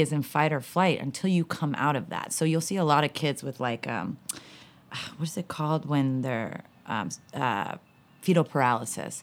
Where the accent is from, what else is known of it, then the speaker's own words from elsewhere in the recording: Southern California, United States; Growing up in Southern California